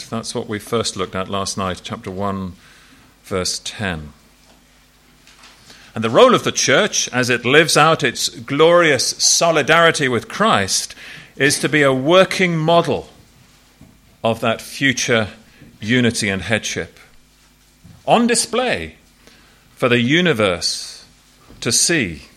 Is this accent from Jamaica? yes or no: no; England, United Kingdom; As an Englishman in Ireland.